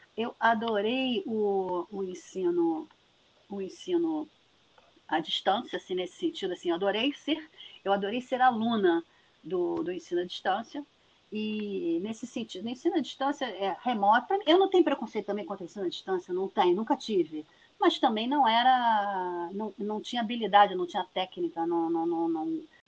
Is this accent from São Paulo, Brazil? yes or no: no; Niterói, Rio de Janeiro, Brazil; eu sou de Niterói, nascida e criada